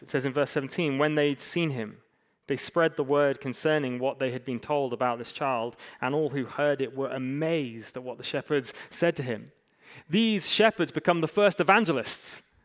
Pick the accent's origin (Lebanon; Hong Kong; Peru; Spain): Hong Kong; moved away; I grew up in Hong Kong, I, I love it